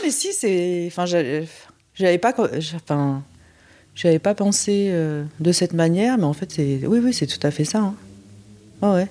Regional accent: France; also born or lived in Busan, South Korea; j'ai été élevée par des parents français

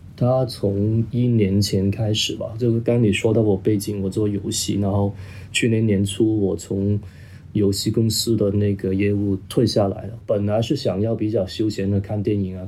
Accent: Hong Kong; first language Cantonese; Chinese is a second language; also born or lived in Guangzhou; 我作为一个广东人， 我说白话长大的

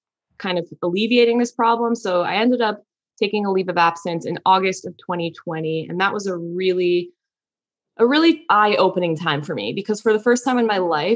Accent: New York, United States; I'm a New Yorker. So I'm like, I want to stay on the East Coast where my family are

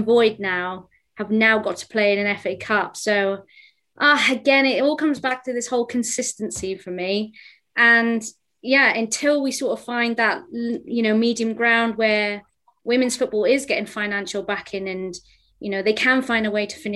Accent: Wales, United Kingdom; as a Welsh woman

